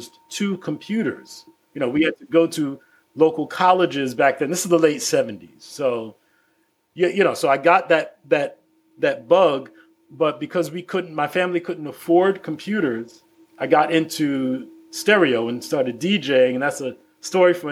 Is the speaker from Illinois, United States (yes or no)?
no; New York City, New York, United States; I grew up in the Bed-Stuy neighborhood of Brooklyn